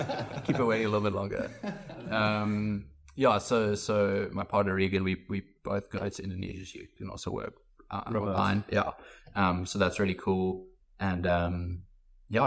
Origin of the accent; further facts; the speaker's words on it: South Africa; we're from South Africa